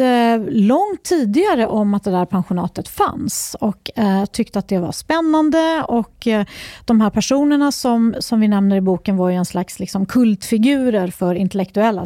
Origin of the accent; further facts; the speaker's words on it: Uppsala, Uppsala County, Sweden; Jag är uppvuxen i Uppsala